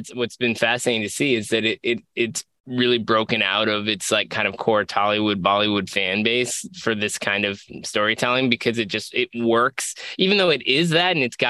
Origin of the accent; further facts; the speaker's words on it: Houston, Texas, United States; I was born in Houston and my dad worked at NASA